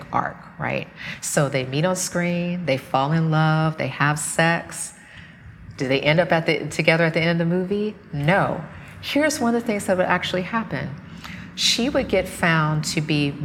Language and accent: English; the South, United States; I grew up in the South.